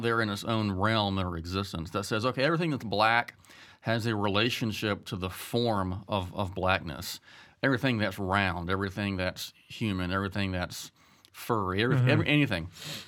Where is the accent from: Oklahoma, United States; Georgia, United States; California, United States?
Georgia, United States; Statesboro; Well, I am from Statesboro, Georgia, and married for almost 20 years, have three kids.